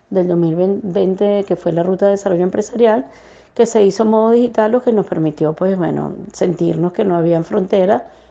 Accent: Venezuela; now in Chile; sobre todo a los migrantes y los que venimos de Venezuela aún más que venimos de situaciones en donde ha habido inseguridad, violencia

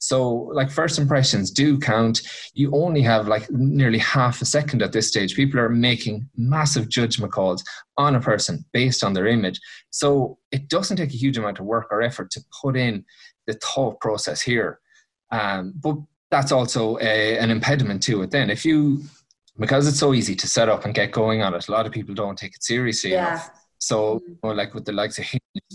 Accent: Mayo, Connacht, Ireland; I'm from Mayo

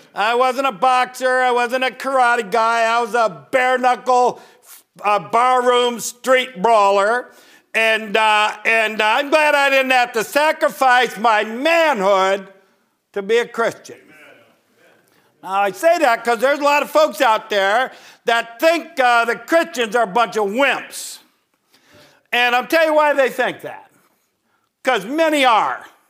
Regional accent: Northern Ohio, United States; moved away as an adult; I grew up in Northern Ohio, I joined the military at eighteen

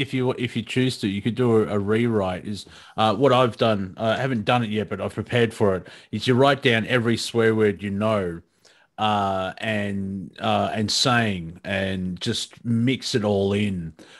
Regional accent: Australia; accent: Australian; keep my Australian accent

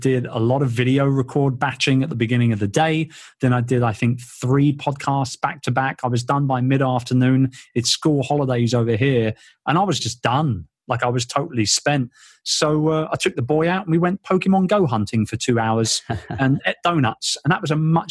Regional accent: London, United Kingdom; my hometown in London. I'm a very proud Londoner.

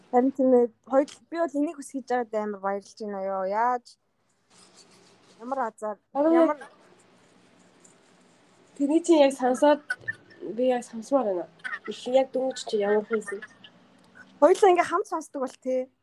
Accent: Mongolia; now in United States; Уг нь бол шууд хар орноос би Америк руу яваагүй штеп.

